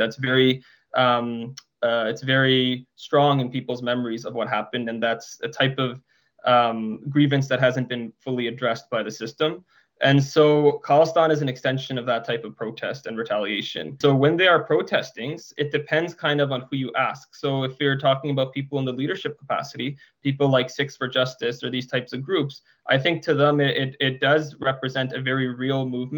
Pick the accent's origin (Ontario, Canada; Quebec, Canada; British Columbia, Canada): British Columbia, Canada; Surrey; I grew up in Surrey